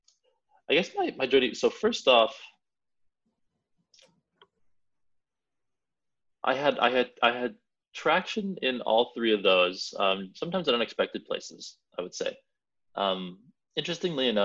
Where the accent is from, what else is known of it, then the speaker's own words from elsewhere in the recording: Edmonton, Alberta, Canada; moved away as an adult; also born or lived in London; I'm from Edmonton, Canada